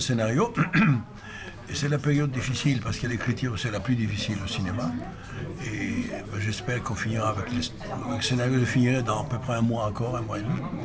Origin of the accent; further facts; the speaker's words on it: Greece; moved away as an adult; also born or lived in Paris; je venais des Grèces, d'un pays où euh, le cinéma n'existait pas